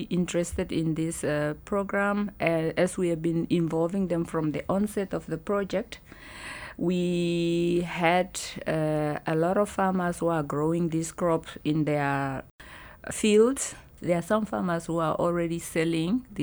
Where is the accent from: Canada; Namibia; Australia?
Namibia; I am from Namibia.